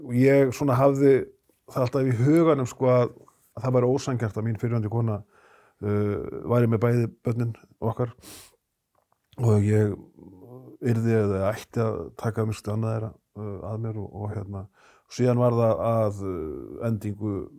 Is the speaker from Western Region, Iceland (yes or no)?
no; Akureyri, Northeastern Region, Iceland; ég er 60 eh, maður og mann það sem krakki á Akureyri